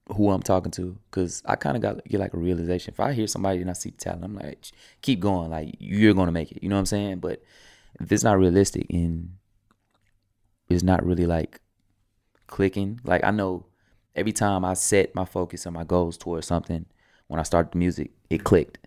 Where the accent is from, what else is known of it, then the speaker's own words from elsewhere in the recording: the South, United States; I'm from the South too